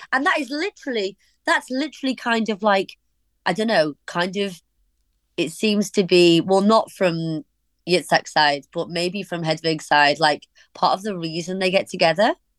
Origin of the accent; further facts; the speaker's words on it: Warrington, North West England, United Kingdom; also born or lived in Liverpool; I was born in Liverpool, but then we moved to Warrington when I was really small